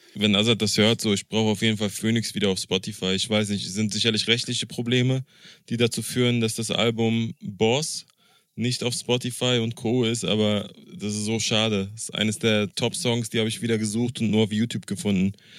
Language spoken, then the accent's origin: German; Berlin, Germany; ich als Berliner